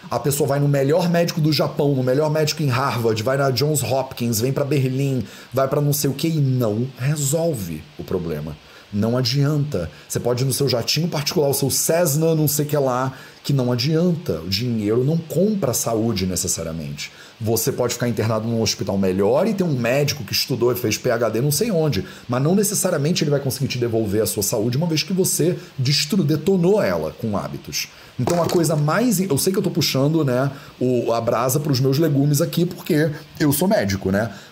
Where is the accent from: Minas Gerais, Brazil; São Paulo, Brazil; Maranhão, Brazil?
Minas Gerais, Brazil; Barbacena; quando eu era criança pequena lá em Barbacena, que a minha avó me dava, né, esse negócio